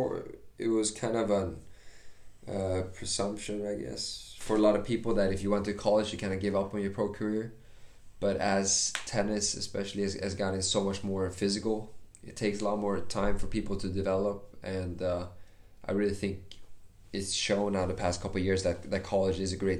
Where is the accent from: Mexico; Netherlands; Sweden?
Sweden; Like I come from Sweden.